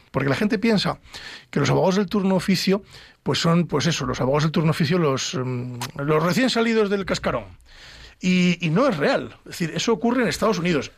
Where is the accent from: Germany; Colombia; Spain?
Spain; Pedro Bernardo, Castile and León; es mi tierra, ¿no? Es Pedro Bernardo y, em, el Valle del Tietar